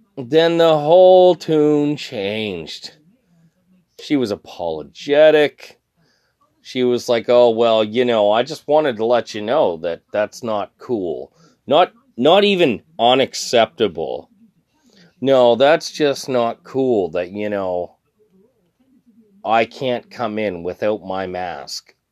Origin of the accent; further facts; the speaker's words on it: Canada; I'm Canadian